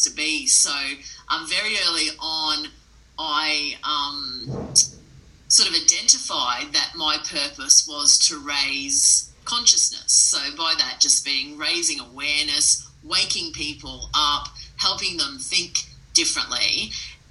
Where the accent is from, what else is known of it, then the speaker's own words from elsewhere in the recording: Mackay, Queensland, Australia; I grew up north in Mackay, so very lucky to have access to the Whitsunday Islands